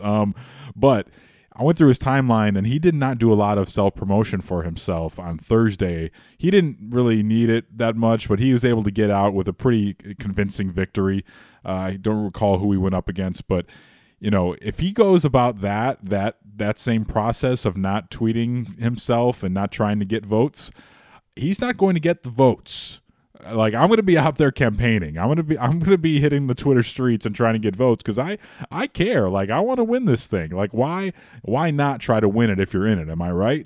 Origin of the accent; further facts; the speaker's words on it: Chicago, Illinois, United States; I grew up in Rogers Park.